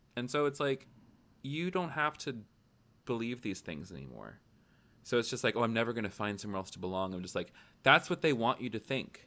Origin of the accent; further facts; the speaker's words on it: Tennessee, United States; I grew up in Tennessee.